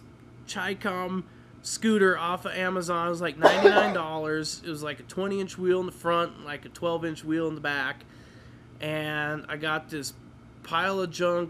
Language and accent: English; Midwest, United States; now in Colorado, United States; I grew up in the Midwest